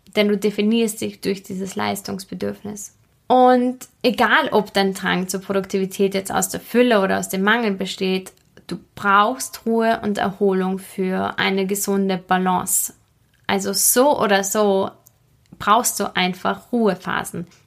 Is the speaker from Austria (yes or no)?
yes; Austria; bei uns in Österreich